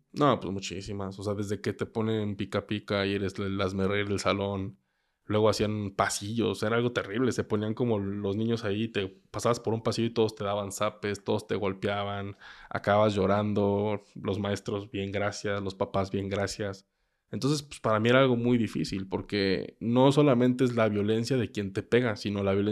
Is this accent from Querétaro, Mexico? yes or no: yes; Querétaro, Mexico; also born or lived in Mexico City; Nací en Ciudad de México y... En Ciudad de México antes de que tuviera el año de edad, mis papás decidieron radicar en Querétaro, entonces pues, me vine para acá.